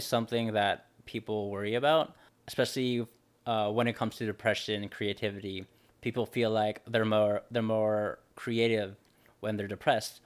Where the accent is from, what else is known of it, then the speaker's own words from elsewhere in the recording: Los Angeles, California, United States; I'm from Los, Los Angeles